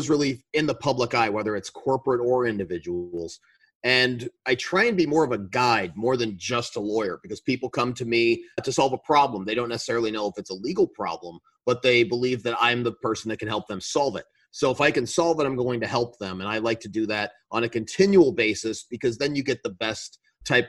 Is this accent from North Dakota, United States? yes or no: no; Colorado Springs, Colorado, United States; I grew up in Colorado